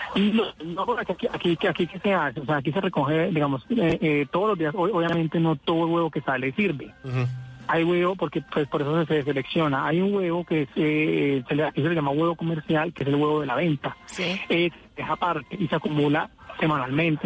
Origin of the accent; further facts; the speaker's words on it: Buga, Valle del Cauca, Colombia; yo soy en Guadalajara de Buga, ciudad señora de la ciudad milagrosa.